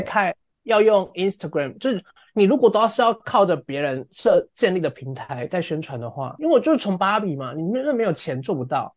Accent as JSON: {"language": "Chinese", "town": "Lukang", "region": "Changhua County", "country": "Taiwan", "tie": "born or raised there", "moved": "as an adult", "lives_now": "London, United Kingdom", "said": "小时候就在鹿港嘛"}